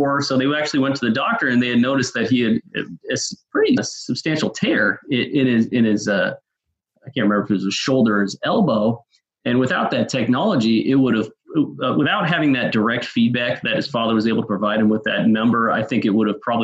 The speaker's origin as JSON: {"language": "English", "region": "Northern California", "country": "United States", "tie": "born or raised there", "said": "growing up in Northern California"}